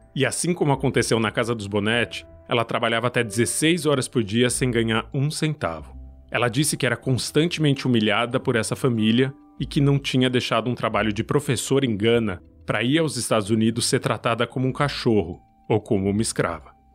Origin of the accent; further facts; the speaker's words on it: Brazil; sou brasileiro